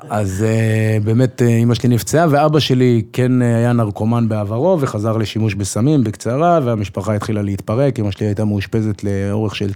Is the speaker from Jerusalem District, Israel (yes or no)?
yes; Jerusalem, Jerusalem District, Israel; also born or lived in Safed; אז נולדתי בצפת, מאוד מהר עברנו לירושלים, גדלתי בירושלים קצת, ברמות